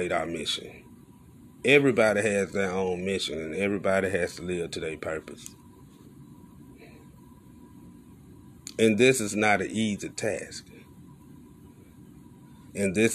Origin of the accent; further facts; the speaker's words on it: Alabama, United States; I ain't grow up in New York. I grew up in Alabama.